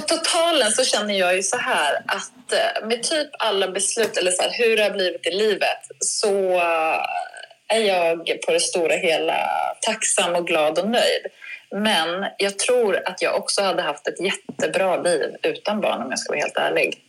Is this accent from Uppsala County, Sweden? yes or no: yes; Uppsala, Uppsala County, Sweden; Berthåga i utanför Uppsala där jag växte upp